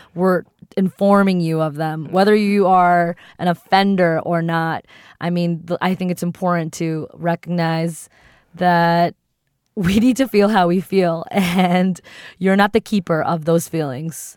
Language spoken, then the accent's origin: English; East Coast, United States; first language English; growing up on the East Coast